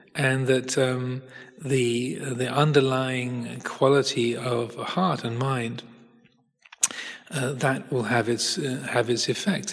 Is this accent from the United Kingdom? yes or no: yes; United Kingdom; also born or lived in Hertfordshire, England; I'm British. I live in England, in Hertfordshire